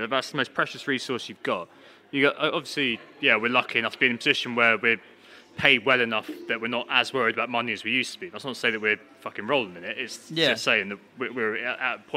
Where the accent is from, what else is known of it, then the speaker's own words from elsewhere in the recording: United Kingdom; we're British